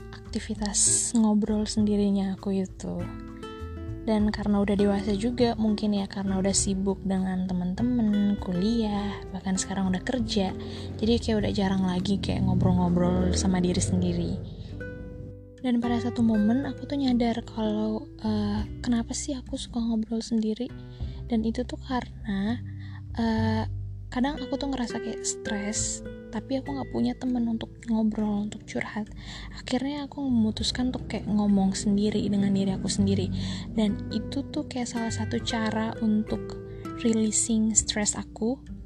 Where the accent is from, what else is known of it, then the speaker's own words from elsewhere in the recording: Ambon, Maluku, Indonesia; aku tinggal di Ambon dan aku asli orang Ambon